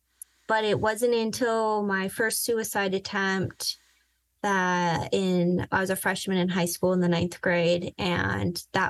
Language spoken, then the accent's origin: English; Vienna, Virginia, United States; also born or lived in Southern California; I grew up in Southern California for half my life, and the other half, I would say, I grew up in Northern Virginia. Vienna, to be specific.